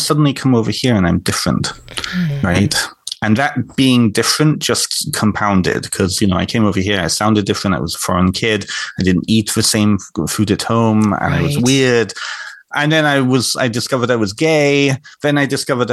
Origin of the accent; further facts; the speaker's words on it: Canada; also born or lived in North Wales; I grew up in Canada